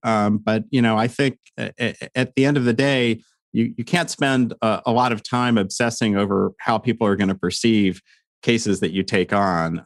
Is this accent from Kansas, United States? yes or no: yes; Lawrence, Kansas, United States; moved away; I got married in, in my hometown in, in Lawrence, Kansas